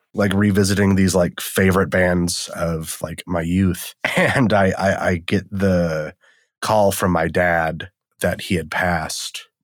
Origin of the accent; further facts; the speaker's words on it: Wisconsin, United States; also born or lived in Eastern Washington; now in Washington, United States; I'm from Wisconsin. I live in Washington now.